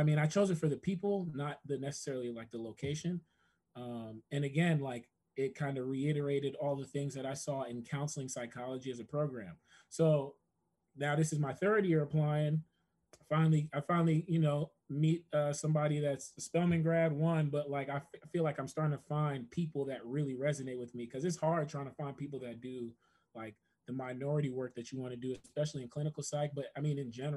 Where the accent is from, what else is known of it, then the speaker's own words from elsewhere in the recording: New Jersey, United States; moved away as an adult; also born or lived in Atlanta / Washington, D.C.; now in Kentucky, United States; I'm from Jersey, New York is my backyard